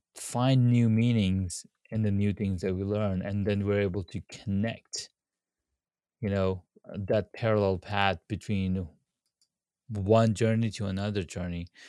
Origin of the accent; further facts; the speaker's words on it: Saudi Arabia; moved away; I grew up in Saudi Arabia